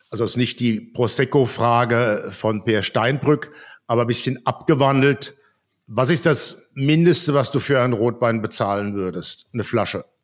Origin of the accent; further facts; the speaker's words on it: Worms, Rhineland-Palatinate, Germany; Worms ist immer meine Heimat.